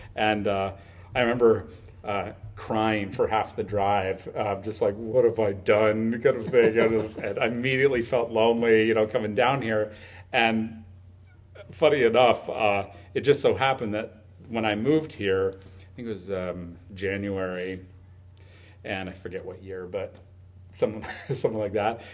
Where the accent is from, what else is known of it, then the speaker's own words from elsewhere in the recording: Huntsville, Ontario, Canada; I grew up in the hill country of Huntsville and Muskoka